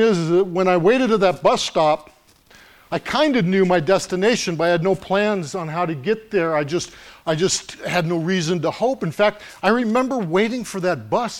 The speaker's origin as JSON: {"language": "English", "town": "Los Angeles", "region": "California", "country": "United States", "tie": "born or raised there", "said": "When I was a little boy, growing up in Los Angeles, my grandmother often cared for me and my sister while my mom worked"}